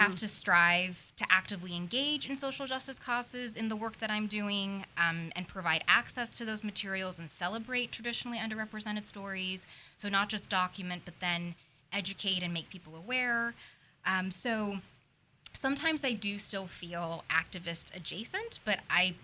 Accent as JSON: {"language": "English", "town": "Tucson", "region": "Arizona", "country": "United States", "tie": "born or raised there", "said": "I grew up in Tucson, Arizona, which is a fairly liberal city"}